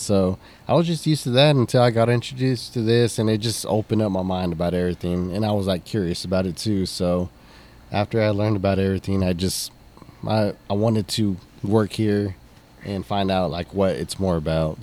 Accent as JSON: {"language": "English", "region": "Texas", "country": "United States", "tie": "born or raised there", "said": "this is my hometown, so I want to I want to make a mark for this town"}